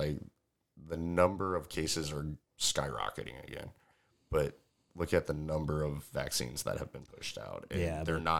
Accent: Lake Manawa, Iowa, United States; I grew up swimming in Lake Manawa.

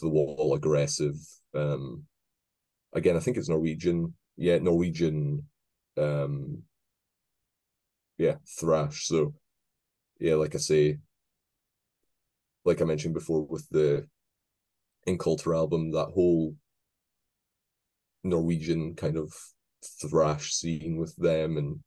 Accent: Scotland, United Kingdom; accent: Scottish; my horrible Scottish accent

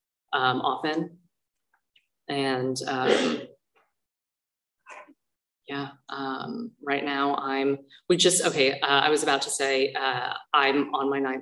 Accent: Thousand Oaks, California, United States; also born or lived in Tustin, California; I'm really from Thousand Oaks, from Ventura County

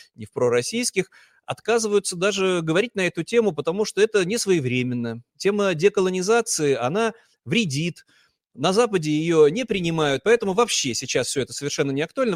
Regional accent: Saint Petersburg, Russia; я вот э, уроженец Санкт-Петербурга, мечтаю, чтобы мой регион Ингрия обрела независимость

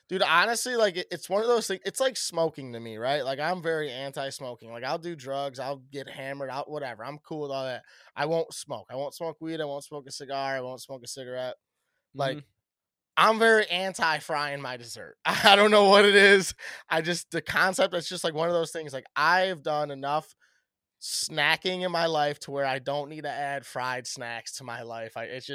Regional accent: Midwest, United States; We're just from the Midwest, so we only see certain things get farmed at a very high level, at a high rate.

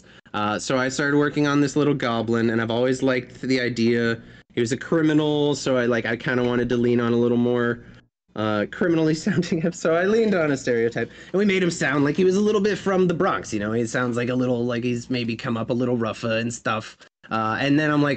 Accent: Canada; accent: Canadian; now in Montreal, Canada; being Canadian.

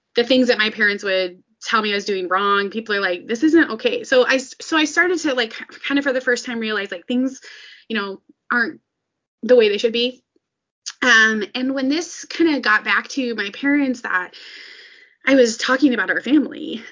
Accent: suburbs of Minneapolis–St. Paul, Minnesota, United States; I grew up in Minnesota and um, in like the suburbs of Minneapolis, St. Paul

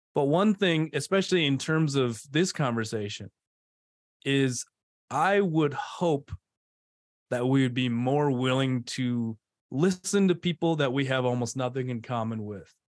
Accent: D.C., District of Columbia area, United States; moved away; also born or lived in Provo, Utah; I grew up outside of Washington, D C

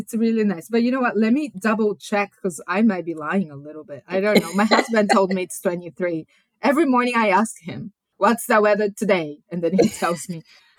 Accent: Japan; English is a second language; moved away as an adult; also born or lived in Salvador, Bahia, Brazil; now in Kelowna, Canada; And then I was born in Brazil and I grew up in Japan and now I'm in Canada.

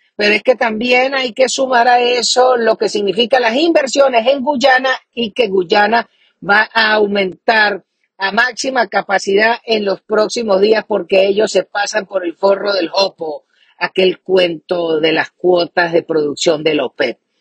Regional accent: Venezuela

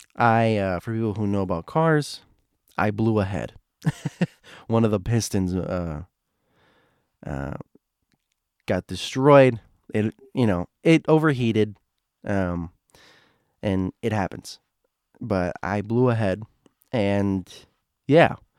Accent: Florida, United States; I'm from Florida

